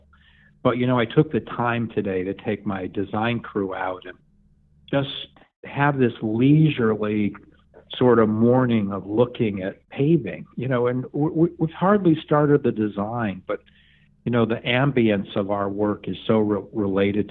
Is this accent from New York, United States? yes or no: yes; Borscht Belt Catskills, New York, United States; I grew up in the Borscht Belt Catskills.